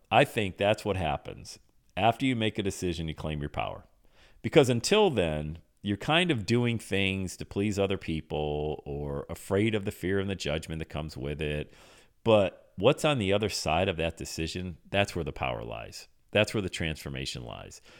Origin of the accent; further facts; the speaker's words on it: Buffalo, New York, United States; moved away as an adult; now in Cincinnati, United States; I'm from Buffalo.